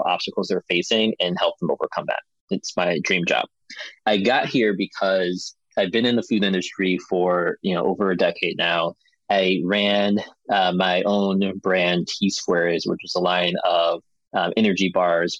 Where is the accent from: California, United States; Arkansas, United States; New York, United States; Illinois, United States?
Illinois, United States; Chicago; now in Madison, United States; I grew up in Chicago, in the city there